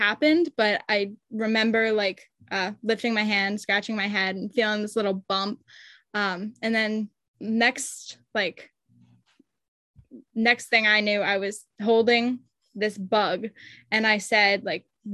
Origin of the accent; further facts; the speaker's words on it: Maine, United States; I grew up in Maine